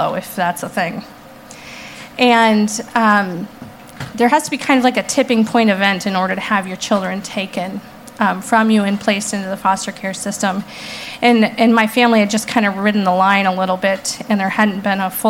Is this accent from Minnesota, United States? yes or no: yes; Brainerd, Minnesota, United States; now in Minneapolis, United States; I grew up in Brainerd, which is about 2 hours north of the metro here